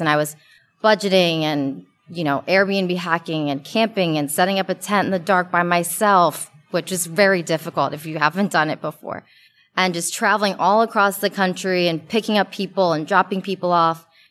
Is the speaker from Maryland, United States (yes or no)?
yes; Maryland, United States; moved away as an adult; also born or lived in Hong Kong; now in Los Angeles, United States; I'm from the East Coast, from Maryland, and I live in Los Angeles now